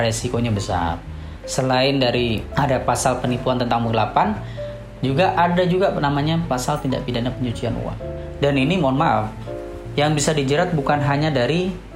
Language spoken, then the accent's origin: Indonesian; Java, Indonesia; Kalau di Jawa ya, di Jawa itu kebetulan di kampung saya